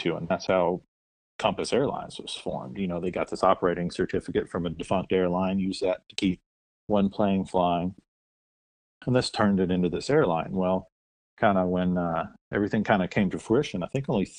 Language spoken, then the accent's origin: English; North Mississippi, United States; I'm from North Mississippi.